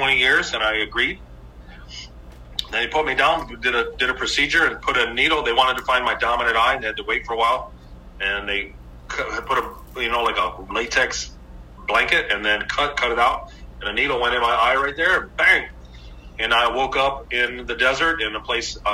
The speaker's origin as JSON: {"language": "English", "region": "Michigan", "country": "United States", "tie": "born or raised there", "said": "growing up in Michigan"}